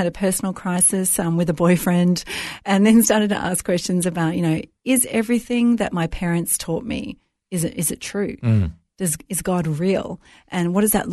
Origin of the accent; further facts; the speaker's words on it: Melbourne, Victoria, Australia; I was raised in Melbourne, great city, raised in a fairly Christian household